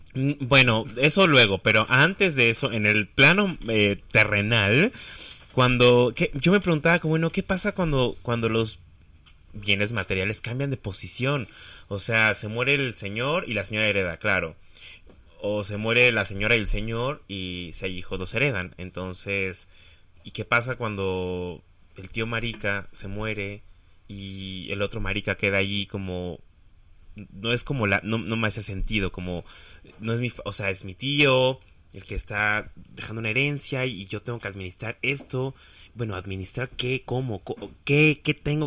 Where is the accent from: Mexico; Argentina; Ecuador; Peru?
Mexico; Mexico City; también me crié en la Roma Sur, Condesa